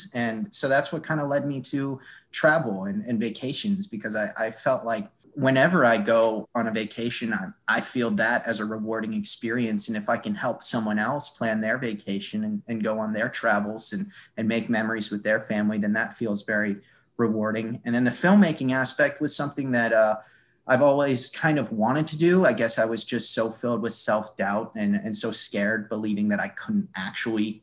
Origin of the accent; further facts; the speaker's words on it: Cape Cod, Massachusetts, United States; I grew up in Cape Cod, Massachusetts